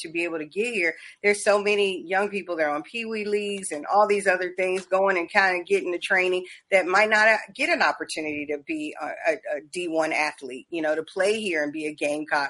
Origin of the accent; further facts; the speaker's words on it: Charleston, South Carolina, United States; moved away; also born or lived in Covington, Georgia; I was born in Charleston, so we got a lot of South Carolina roots